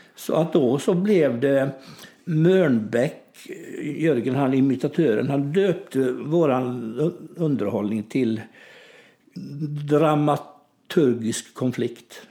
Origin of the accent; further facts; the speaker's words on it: Kalv, Västra Götaland, Sweden; i min hemby då som heter Kalv, där jag är född